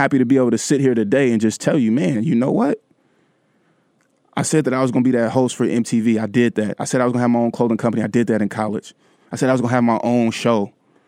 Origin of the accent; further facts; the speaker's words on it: Vallejo, California, United States; my hometown stuff